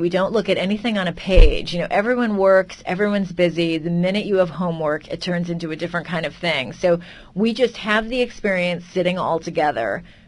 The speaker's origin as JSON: {"language": "English", "region": "California", "country": "United States", "said": "I was from Calif- well, from California, so very far from Europe"}